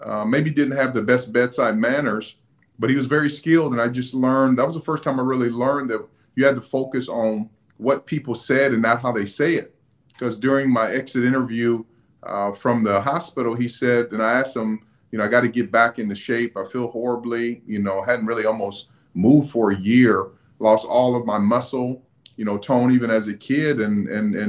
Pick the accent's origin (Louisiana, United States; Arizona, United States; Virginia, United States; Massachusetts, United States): Arizona, United States; Phoenix; I was born and raised in Phoenix, Arizona